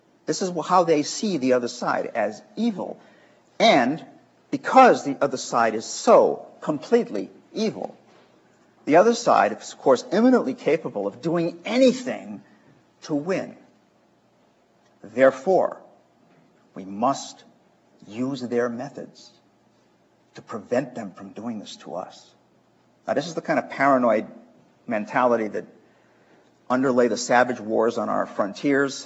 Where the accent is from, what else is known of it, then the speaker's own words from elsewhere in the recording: Chicago, Illinois, United States; I'm from Chicago